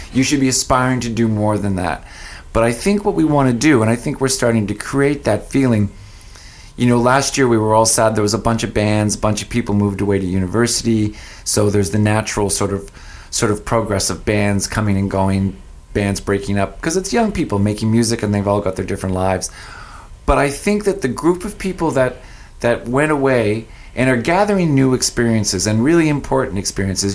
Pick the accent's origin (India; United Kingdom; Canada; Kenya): Canada; Fredericton, New Brunswick; moved away as an adult; also born or lived in Ontario / Sackville, New Brunswick; now in Saint John, Canada; I went to Fredericton, which is my hometown, thinking I'd move back to my hometown